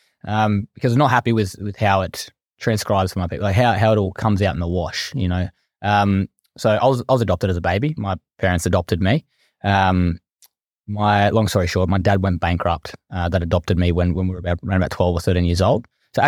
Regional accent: Blacktown, New South Wales, Australia; As I said … from Western Sydney. I come from Blacktown. I'm now living in lovely Maroubra, so a bit of a difference.

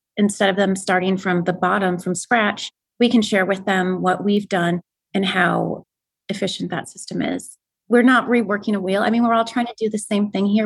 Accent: Wisconsin, United States; moved away; I'm originally from Wisconsin.

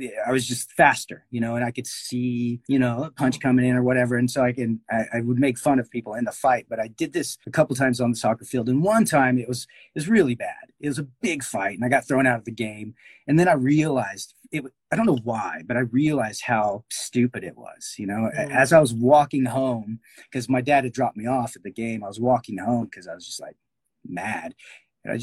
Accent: Garland, Texas, United States; I grew up in Garland, Texas. It's like a suburb of Dallas.

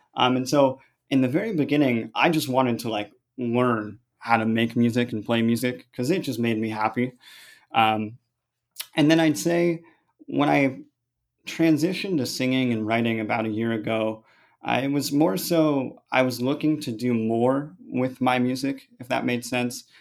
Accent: San Francisco, California, United States; I'm from San Francisco. I grew up in the suburbs, just about twenty minutes south.

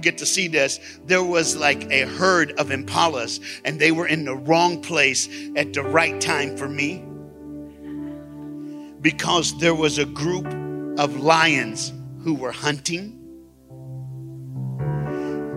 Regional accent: Tennessee, United States; I'm from Tennessee

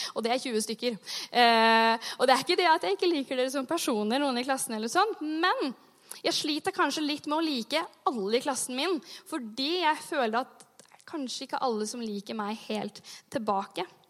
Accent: Sandefjord, Vestfold, Norway; moved away; Jeg har jobba som ungdomsleder hjemme i Sandefjord

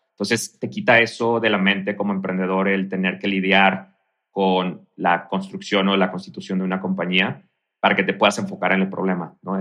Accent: Mexico; moved away as an adult; also born or lived in Canada; now in Mexico City, Mexico; como emprendedor y como mexicano

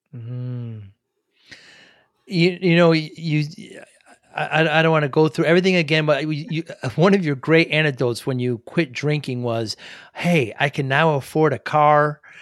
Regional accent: Northeast, United States; I'm from the Northeast.

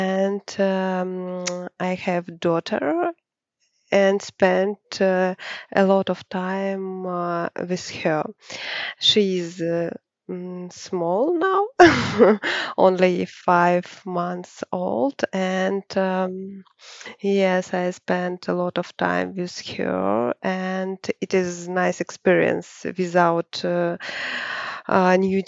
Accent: Saint Petersburg, Russia; I'm from St. Petersburg

